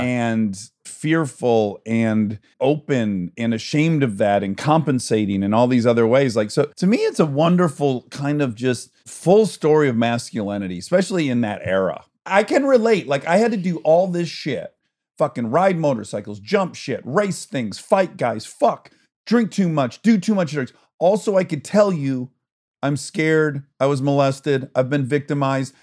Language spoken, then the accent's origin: English; Michigan, United States; I'm from Michigan. Everyone owns a boat